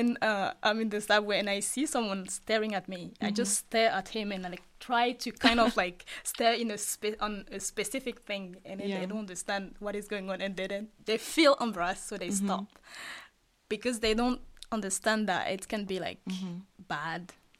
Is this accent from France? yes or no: yes; France; moved away as an adult; also born or lived in Ivory Coast; now in Seoul, South Korea; Because I'm originally from Ivory Coast. Mm-hmm. If I wasn't raised in France